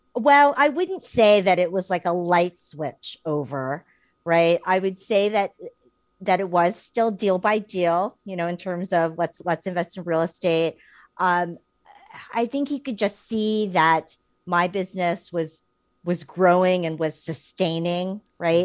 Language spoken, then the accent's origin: English; New York, United States; living and, and growing up in New York and having our careers in New York